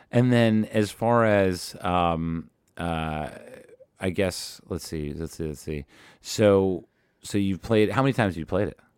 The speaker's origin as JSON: {"language": "English", "town": "Madison", "region": "New Jersey", "country": "United States", "moved": "yes", "lives_now": "Los Angeles, United States", "said": "I'm from New Jersey"}